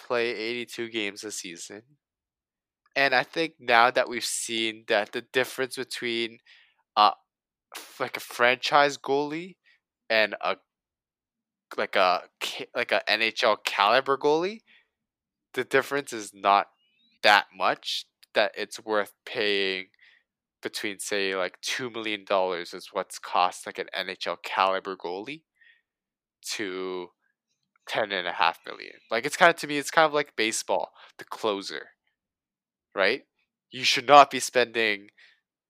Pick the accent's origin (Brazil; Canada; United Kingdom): Canada; Toronto, Ontario; we're both from Toronto